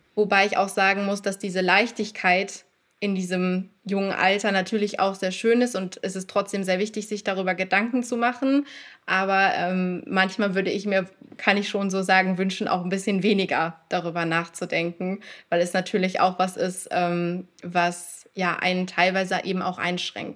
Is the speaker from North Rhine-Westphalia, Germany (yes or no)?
yes; North Rhine-Westphalia, Germany; ich komme aus NRW